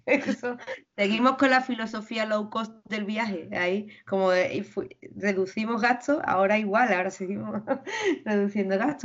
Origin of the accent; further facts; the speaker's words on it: Spain; yo vengo de España